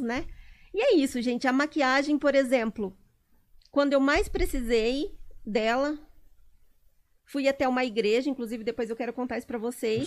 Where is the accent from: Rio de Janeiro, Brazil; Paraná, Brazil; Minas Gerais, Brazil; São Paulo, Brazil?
São Paulo, Brazil; Botucatu; also born or lived in Pirajuí; Eu sou de Pirajuí.